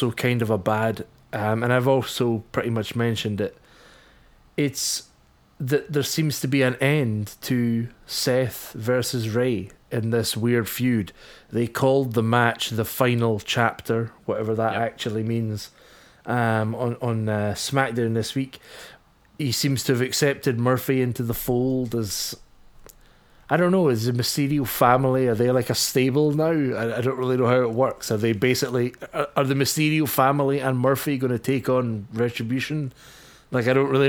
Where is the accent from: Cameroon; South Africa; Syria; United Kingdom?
United Kingdom; Scotland; as a Scotsman